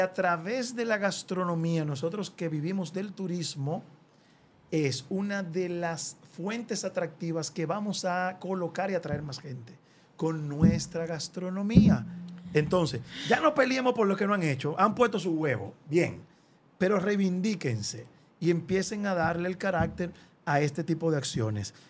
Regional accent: Dominican Republic; como dominicano

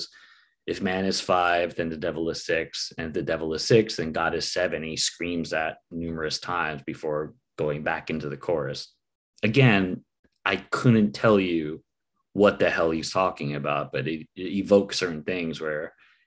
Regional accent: United States; a Filipino American

